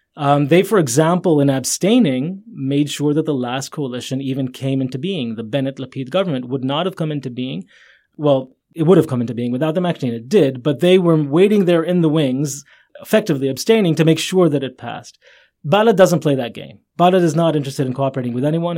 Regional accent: Jerusalem, Jerusalem District, Israel; I grew up in Jerusalem.

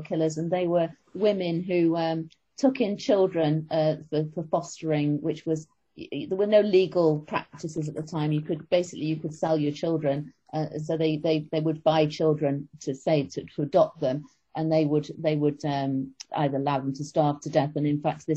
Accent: Manchester, North West England, United Kingdom; moved away; where I grew up myself in Manchester.

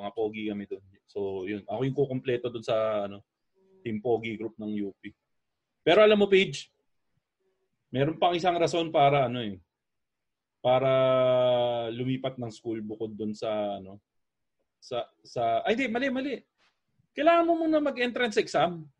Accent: Malabon, Metro Manila, Philippines; umuwi sa amin sa Malabon

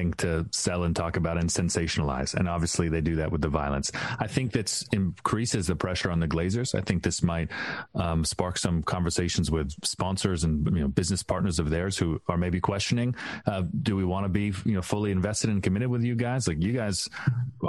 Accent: Canada; As a Canadian

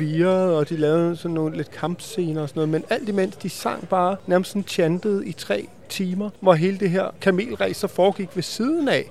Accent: Denmark; vi er fra Danmark

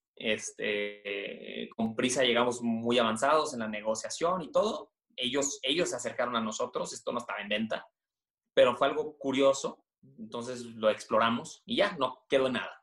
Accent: Monterrey, Nuevo León, Mexico; Yo, yo soy de Monterrey, no sé si se nota por el acento. Yo, soy regio

